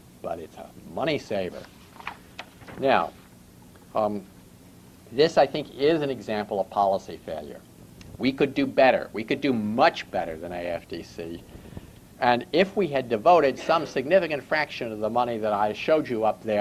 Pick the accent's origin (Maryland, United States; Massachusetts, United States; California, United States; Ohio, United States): Maryland, United States; Baltimore; going back to the late 1940s, when I was growing up in Baltimore.